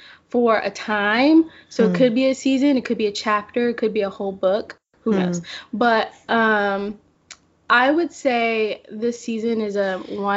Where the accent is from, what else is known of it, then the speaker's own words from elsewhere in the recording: Memphis, Tennessee, United States; also born or lived in Jackson; I grew up in Memphis, and then I moved away for about 2 years, not far, to Jackson.